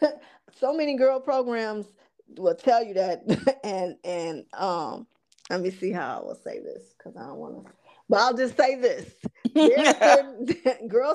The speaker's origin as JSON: {"language": "English", "town": "Chicago", "region": "Illinois", "country": "United States", "tie": "born or raised there", "said": "little ghetto girls like me growing up on the South Side on the low end of Chicago"}